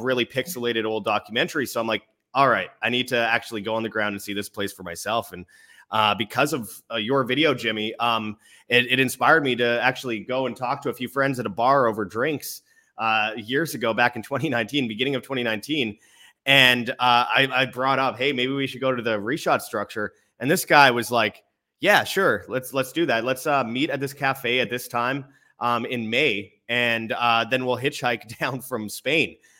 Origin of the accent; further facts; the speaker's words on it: Winnipeg, Manitoba, Canada; moved away; I was in my hometown of Winnipeg